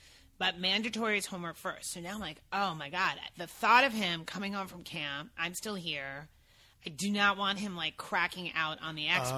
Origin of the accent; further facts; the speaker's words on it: East Meadow, New York, United States; moved away as an adult; also born or lived in Brooklyn, New York; now in Los Angeles, United States; I was born in Brooklyn, but I'm not that cool. I was raised on Long Island.